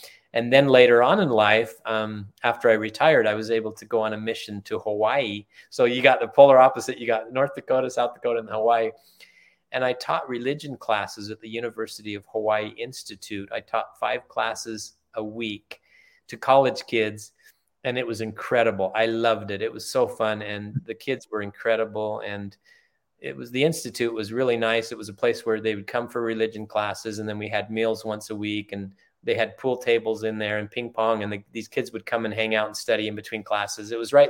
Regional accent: Germany; born there; Yeah, I was. My father was in the military. I was born in Germany. My mom and dad met in Germany.

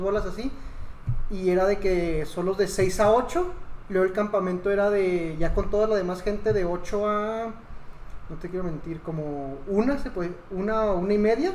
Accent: Mexico; soy mexicano.

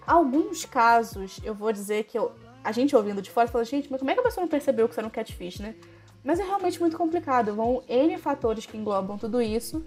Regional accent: Belém, Pará, Brazil; moved away; Sou de Belém do Pará, do, da famosa terra do …

